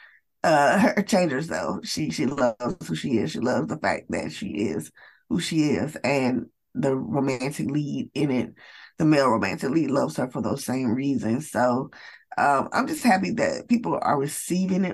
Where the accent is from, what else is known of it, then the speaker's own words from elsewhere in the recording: Atlanta, Georgia, United States; I am from the United States. I am from Atlanta, Georgia, in the United States.